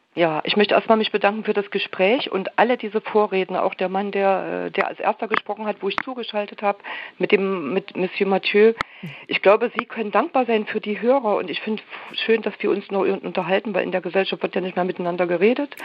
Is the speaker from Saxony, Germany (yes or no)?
yes; Leipzig, Saxony, Germany; ich bin in Leipzig groß geworden